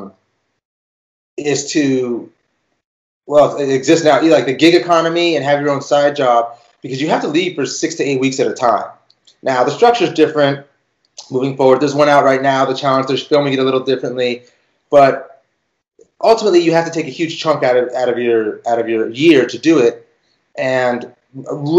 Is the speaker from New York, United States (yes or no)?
no; Beverly Hills, California, United States; I grew up in Beverly Hills